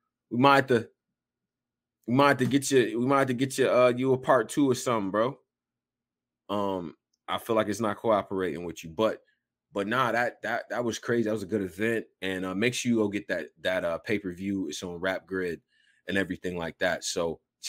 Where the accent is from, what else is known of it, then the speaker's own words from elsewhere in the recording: Rochester, New York, United States; also born or lived in Houston, Texas; my hometown, Rochester, New York